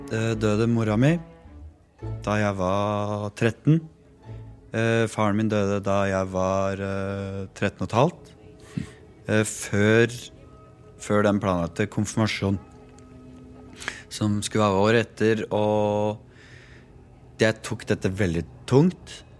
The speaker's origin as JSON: {"language": "Norwegian", "town": "Eidsvoll", "region": "Akershus", "country": "Norway", "tie": "born or raised there", "said": "Jeg vokste jo opp uh, i Rådal. i Eidsvoll og, og, og, sånn. Bodde der med familien."}